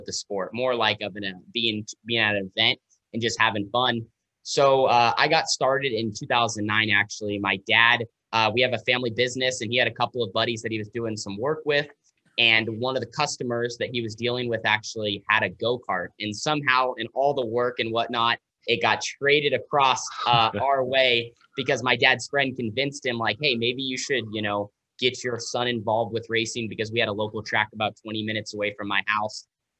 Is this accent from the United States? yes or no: yes; West Coast, United States; because we're from the West Coast, so they have Sonoma, the road course, about 6 hours south.